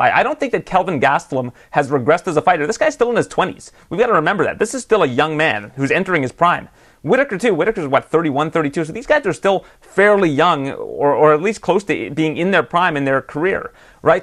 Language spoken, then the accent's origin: English; Canada